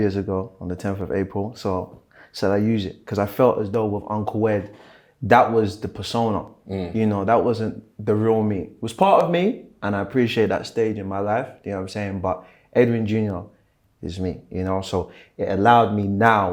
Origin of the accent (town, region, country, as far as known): London, United Kingdom; born or raised there; also born or lived in Germany